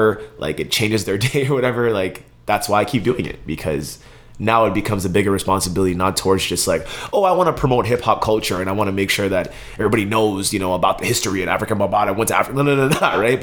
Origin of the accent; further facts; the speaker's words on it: Montreal, Quebec, Canada; now in Winnipeg, Canada; I'm originally from Montreal, Quebec, born and raised in Montreal, bilingual.